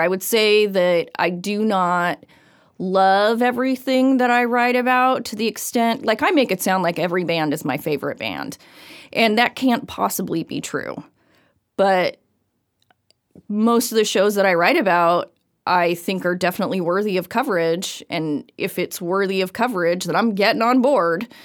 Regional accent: Everett, Washington, United States; now in Bellingham, United States; I am originally from Everett, Washington.

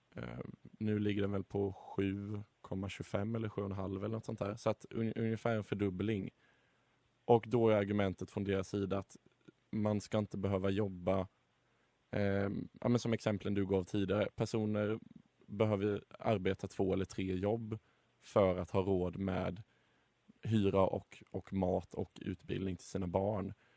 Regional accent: Sweden; som svensk

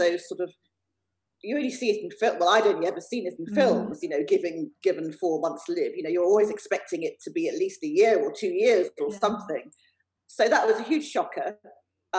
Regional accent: England, United Kingdom; born or raised there

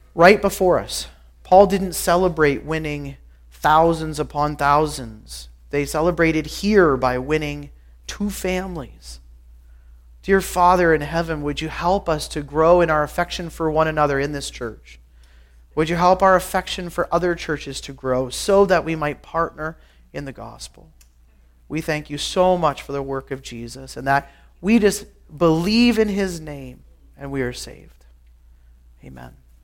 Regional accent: Guelph, Ontario, Canada; I grew up in Guelph, Ontario

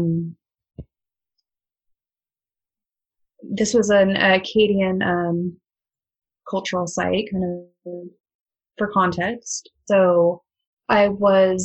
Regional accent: Nebraska, United States; moved away as an adult; also born or lived in Nova Scotia, Canada; now in Halifax, Canada; when I was a kid, I'm originally from Nebraska, middle of nowhere

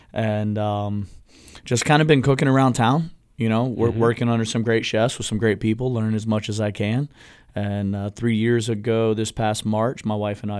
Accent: Brevard County, Florida, United States; I was born in Central Florida, grew up in Brevard County

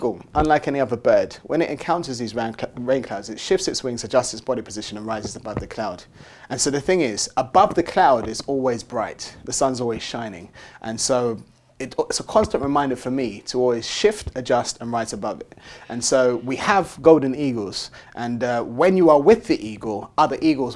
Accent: London, United Kingdom; I grew up in Tottenham, North London

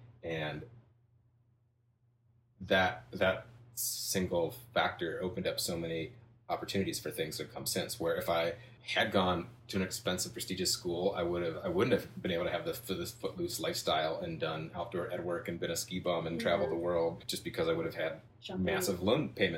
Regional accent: Midwest, United States; I grew up in the Midwest. I went to like a prep high school with a lot of smart kids

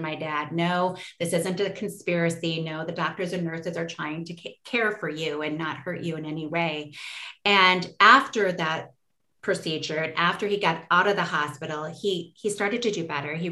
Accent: Forest Lake, Minnesota, United States; our immediate community in Forest Lake, Minnesota, which is my hometown that I love still

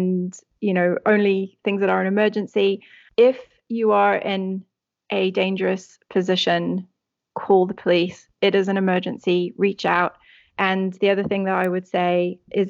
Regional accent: South Africa; the country where I grew up in South Africa

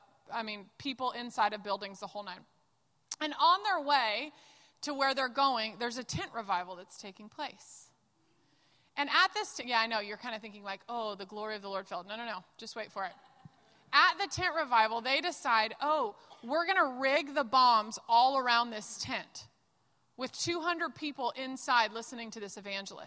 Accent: the South, United States; Hi, y'all. I'm from the South

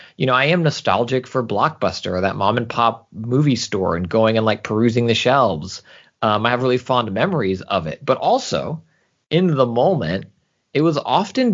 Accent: Houston, Texas, United States; moved away as an adult; also born or lived in San Francisco Bay Area, California; now in Southern California, United States; I was born and raised almost exclusively in Houston, Texas, but I spent about 5 years in the San Francisco Bay Area before later as an adult moving out to Southern

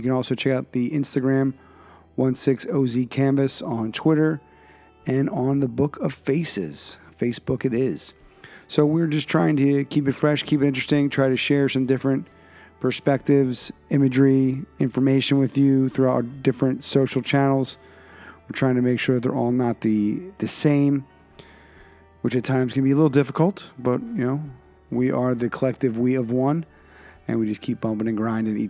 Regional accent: Philadelphia, Pennsylvania, United States; now in New England, United States; Alex comes to us via Philadelphia, my hometown, by way of Vermont. So he and I can have the reverse commute in our journeys. I started in Philadelphia and ended up in New England

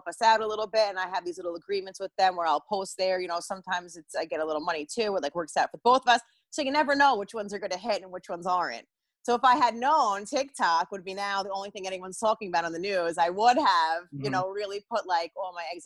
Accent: New Jersey, United States; I'm from North Jersey

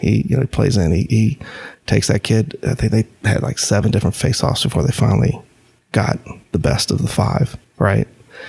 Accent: North Carolina, United States; And because we're from North Carolina, he was completely unknown to anyone.

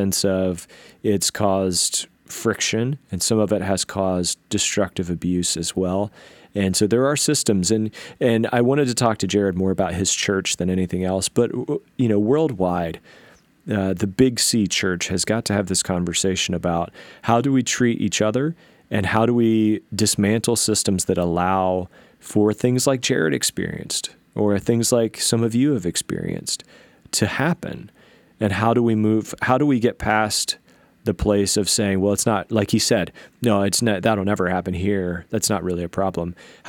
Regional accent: the South, United States; You know, I grew up in the South, and so I miss my accent sometimes.

